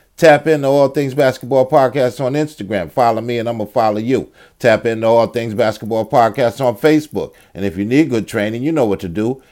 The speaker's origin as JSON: {"language": "English", "region": "New York", "country": "United States", "said": "I'm a New Yorker"}